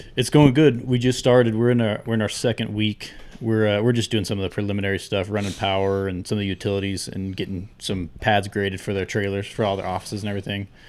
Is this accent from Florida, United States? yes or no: no; Southern California, United States; moved away; where I grew up in Southern California